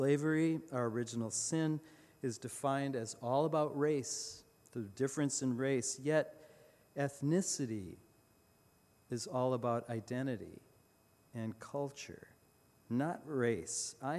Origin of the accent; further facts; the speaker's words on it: Mankato, Minnesota, United States; moved away; My great-great-grandfather helped found what became my hometown, Mankato